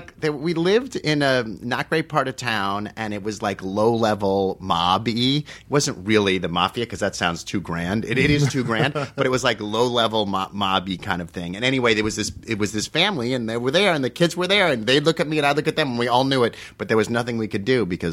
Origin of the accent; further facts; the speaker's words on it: Dobbs Ferry, New York, United States; also born or lived in Los Angeles / Hamilton; I was born in L.A. I moved to the East Coast, though, when I was 4 years old. So in 1973, I was born here in 1969. In 1973, moved to New York. I lived in a little town called Hamilton.